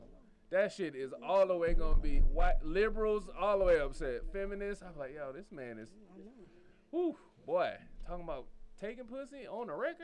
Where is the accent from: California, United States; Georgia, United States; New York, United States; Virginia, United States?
New York, United States; Rochester; I'm from New York. What you talking about? Yeah, I'm from not from New York City. I'm from Rochester.